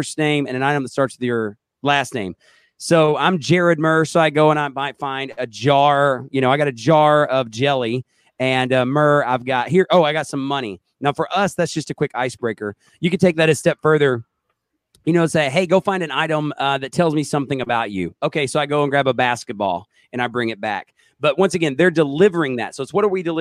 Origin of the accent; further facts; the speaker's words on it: Oklahoma, United States; I'm from Oklahoma.